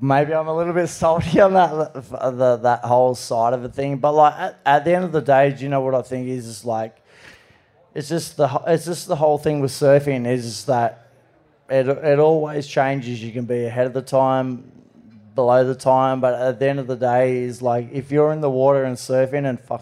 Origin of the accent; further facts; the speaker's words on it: Cronulla, New South Wales, Australia; I grew up around Cronulla